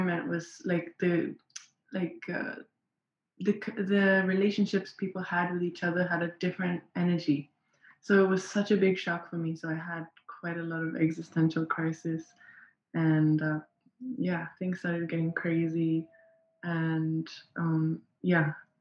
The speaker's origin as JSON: {"language": "English", "region": "Nairobi", "country": "Kenya", "said": "I am from Nairobi in Kenya."}